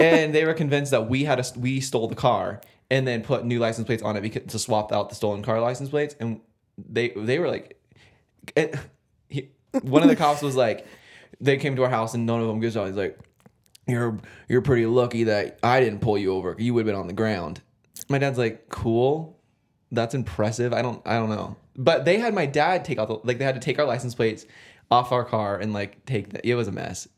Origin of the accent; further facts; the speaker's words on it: California, United States; moved away; I'm from California